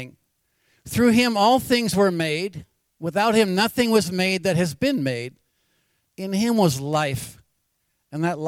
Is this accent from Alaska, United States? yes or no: yes; Anchorage, Alaska, United States; Born and raised in Anchorage, Alaska.